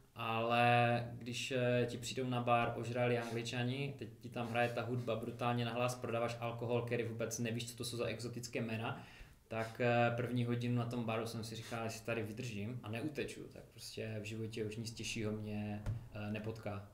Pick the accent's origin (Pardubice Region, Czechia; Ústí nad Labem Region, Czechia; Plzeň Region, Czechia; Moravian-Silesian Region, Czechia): Moravian-Silesian Region, Czechia; Karviná; moved away as an adult; also born or lived in Manchester, England; now in Mikulov, Czech Republic; jsme vlastně, pocházíme z jednoho města, z Karviné